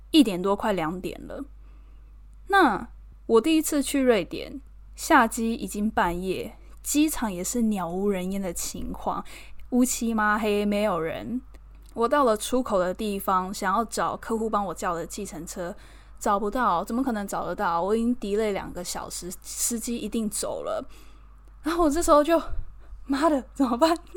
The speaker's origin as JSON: {"language": "Chinese", "country": "Taiwan", "moved": "as an adult", "lives_now": "London, United Kingdom", "said": "我一个打从台湾来的，才，来这边两个月"}